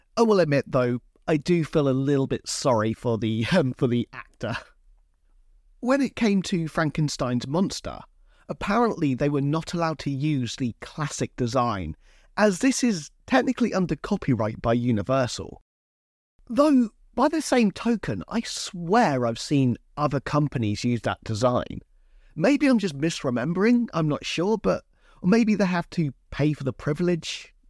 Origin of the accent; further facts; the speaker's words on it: Hampshire, South East England, United Kingdom; I come from Hampshire in England